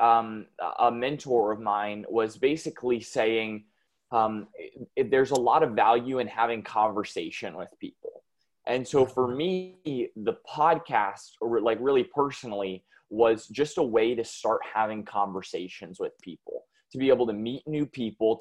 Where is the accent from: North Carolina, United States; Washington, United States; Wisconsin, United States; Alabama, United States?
North Carolina, United States; I am from the United States, here in North Carolina